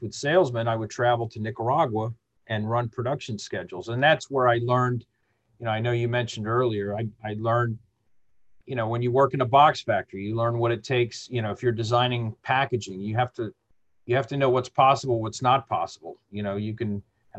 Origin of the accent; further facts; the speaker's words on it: Mexico City, Mexico; born there; So I was born in Mexico City. And, even though my folks are from Chicago, but when we lived in Mexico, they made sure we all learned the language.